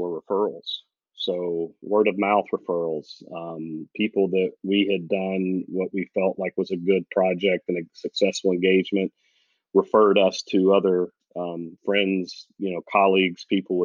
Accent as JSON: {"language": "English", "region": "the South", "country": "United States", "said": "we're from the South"}